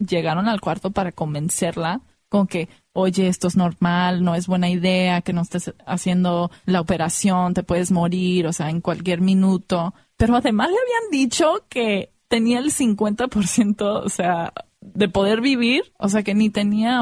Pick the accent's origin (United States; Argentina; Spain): United States; nací en los Estados Unidos, pero mi mamá es mexicana de Sinaloa y mi papá es de Irán